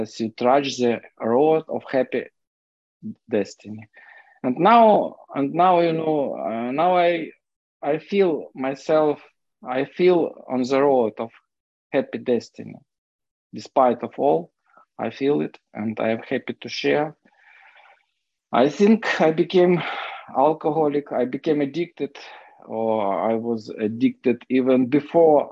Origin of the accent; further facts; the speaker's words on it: Kyiv, Ukraine; English is a second language; I'm an alcoholic from Kiev, Ukraine